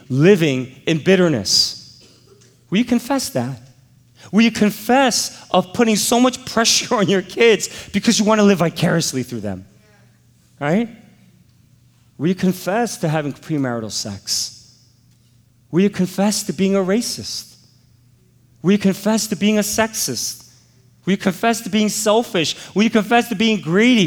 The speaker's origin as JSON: {"language": "English", "country": "United States", "said": "I'm an American."}